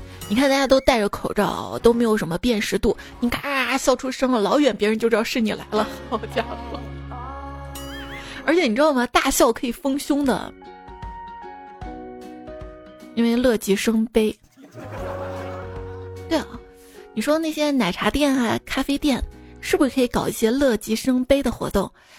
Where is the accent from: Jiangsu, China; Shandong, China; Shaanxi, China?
Shaanxi, China; 就我今天看新闻嘛，说我们陕西这边部分地区都下雪了。